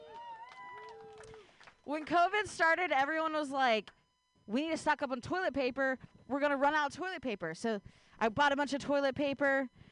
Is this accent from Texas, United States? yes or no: no; Ohio, United States; now in San Francisco Bay Area, United States; I grew up in Ohio